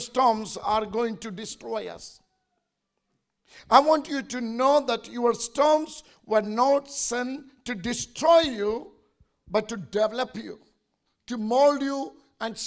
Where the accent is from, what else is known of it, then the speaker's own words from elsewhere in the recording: India; as an Indian